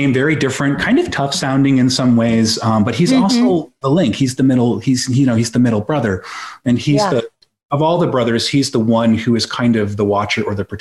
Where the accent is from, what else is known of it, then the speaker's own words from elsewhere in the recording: Belfast, Maine, United States; Where I grew up in Belfast, Maine, which is in the Mid Coast area.